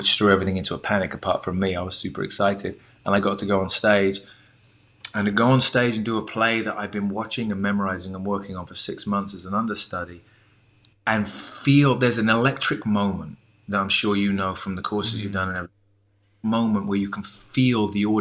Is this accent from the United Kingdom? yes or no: yes; United Kingdom; moved away as an adult; also born or lived in United States; as a Brit